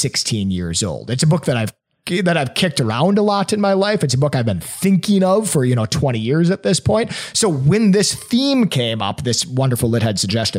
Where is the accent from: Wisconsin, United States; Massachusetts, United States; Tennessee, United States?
Wisconsin, United States; a good old, you know, Catholic boy growing up in Wisconsin